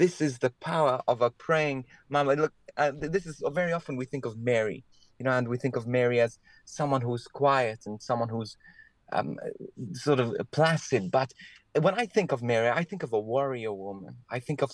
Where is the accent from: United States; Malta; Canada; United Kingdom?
Malta; I was born in Malta in the Mediterranean. So I was brought up in this beautiful Catholic country